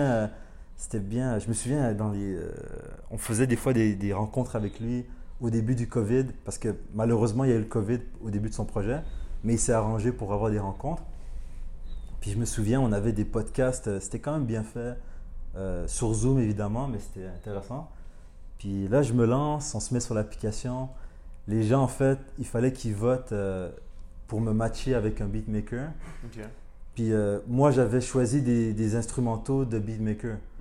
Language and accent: French; Montreal, Quebec, Canada; also born or lived in Rwanda / Paris, France; on est arrivé au Canada quand j'avais 4 ans. Puis à partir de là, genre, euh, j'ai grandi à Montréal